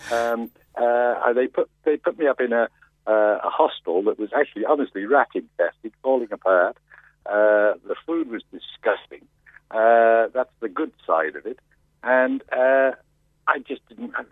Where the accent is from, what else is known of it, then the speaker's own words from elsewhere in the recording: United Kingdom; And we bumped into each other, uh, and being British, we felt we were British, the pair, the three of us, we became good friends.